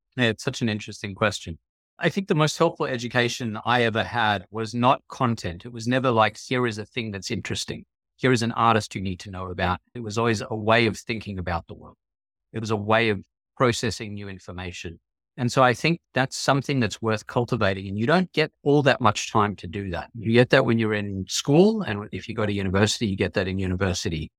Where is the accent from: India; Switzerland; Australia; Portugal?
Australia; also born or lived in New York City, United States; now in Connecticut, United States; I grew up in Australia